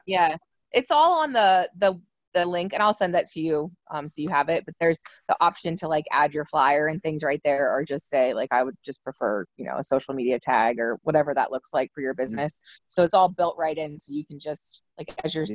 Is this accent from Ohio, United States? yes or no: yes; Salem, Ohio, United States; I'm from Salem, so um, like growing up, you know, we just had Salem stuff